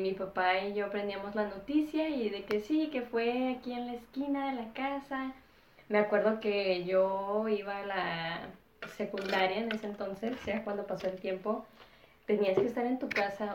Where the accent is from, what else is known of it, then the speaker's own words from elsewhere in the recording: Ciudad Juárez, Chihuahua, Mexico; moved away; also born or lived in United States; mis papás básicamente planearon que naciera en Estados Unidos y viví la mayoría del tiempo en la frontera de Ciudad Juárez, en México.